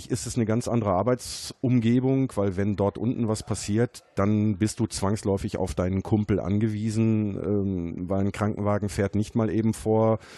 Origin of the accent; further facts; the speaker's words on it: North Rhine-Westphalia, Germany; Ähm, ich bin im Ruhrgebiet verwurzelt. Ich bin auf Kohle geboren, bin im Grunde genommen nie wirklich weg gewesen.